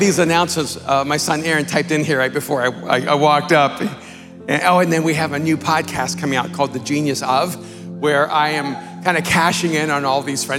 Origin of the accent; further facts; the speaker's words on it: Miami, Florida, United States; I grew up in Miami